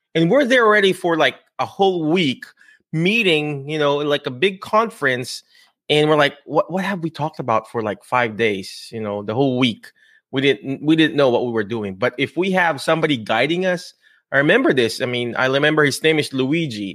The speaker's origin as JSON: {"language": "English", "country": "Philippines", "said": "I'm Filipino, I'm brown-skinned"}